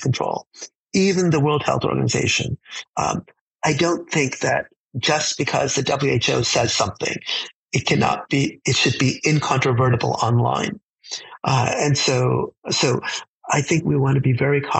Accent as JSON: {"language": "English", "country": "United States", "said": "we have as an American society"}